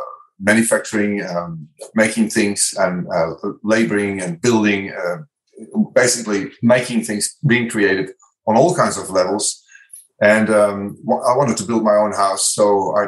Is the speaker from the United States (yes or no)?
no; Netherlands; English is a second language; moved away as an adult; now in Australia; I'm original from Holland. So I might have some accent and weird pronunciations or spelling